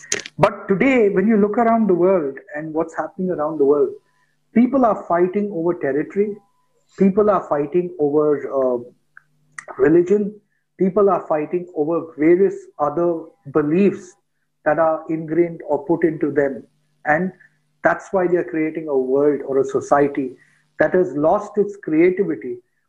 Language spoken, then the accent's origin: English; India; Because I come from India, a person sitting in the US thinks I think in a particular way.